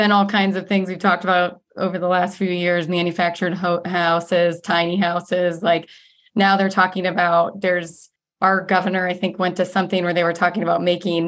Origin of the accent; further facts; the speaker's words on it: Ohio, United States; now in Arizona, United States; I'm from Ohio